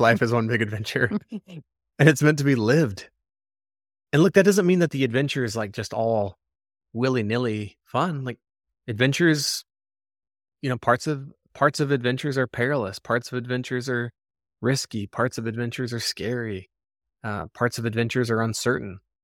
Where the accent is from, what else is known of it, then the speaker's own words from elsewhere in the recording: Arizona, United States; moved away as an adult; also born or lived in North Shore, Oahu, Hawaii; we moved back to Arizona, but to my hometown